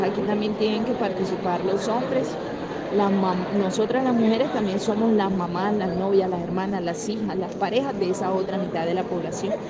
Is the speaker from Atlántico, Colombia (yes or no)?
yes; Barranquilla, Atlántico, Colombia; yo soy barranquillera